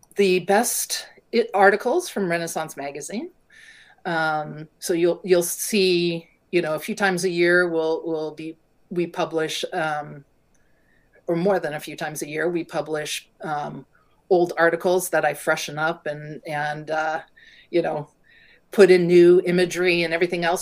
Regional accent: California, United States; moved away; I grew up in California

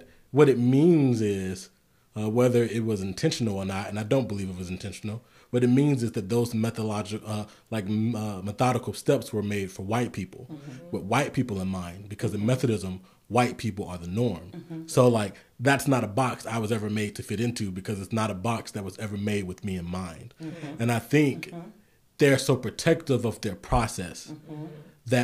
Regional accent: South Carolina, United States; moved away; I was born and raised in South Carolina.

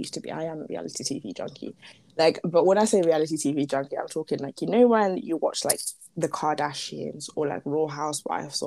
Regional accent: Merseyside, North West England, United Kingdom; moved away; also born or lived in Zimbabwe; Liverpool, Merseyside is where I grew up.

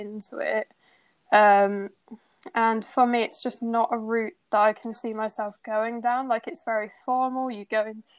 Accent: Bristol, South West England, United Kingdom; moved away as an adult; now in Birmingham, United Kingdom; I'm from Bristol, not from Birmingham. So when I moved away from home for uni

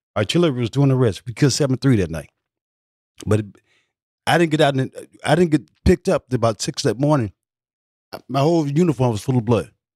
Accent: Mississippi, United States; moved away as an adult; also born or lived in San Francisco / Los Angeles / Detroit; I grew up with him in Mississippi

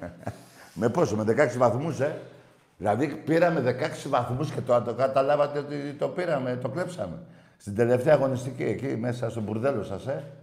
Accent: Thessaloniki, Central Macedonia, Greece; Ναι, πάω και είμαι από Θεσσαλονίκη.

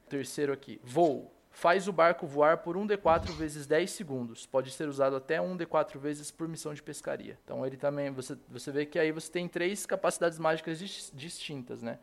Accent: Cosmópolis, São Paulo, Brazil; moved away as an adult; now in São Paulo, Brazil; eu sou do interior de São Paulo, tá ligado? sou de uma cidadezinha chamada Cosmópolis

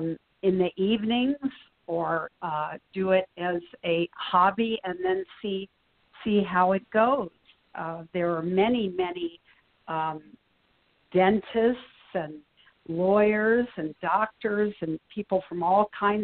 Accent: New York, United States; As a New Yorker, yes, it's fathomable

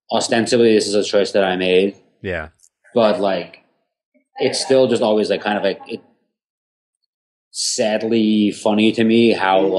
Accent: Houston, Texas, United States; now in New York, United States; when me and my ex broke up and I moved from Houston to like New York

